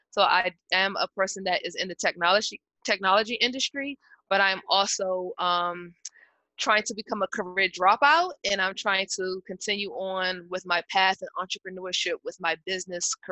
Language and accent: English; Washington, District of Columbia, United States; I'm from the Washington, D.C. area